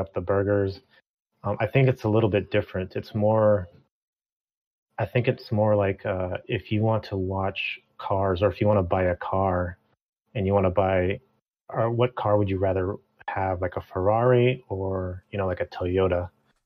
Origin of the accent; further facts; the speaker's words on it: Mexico; I'm from Mexico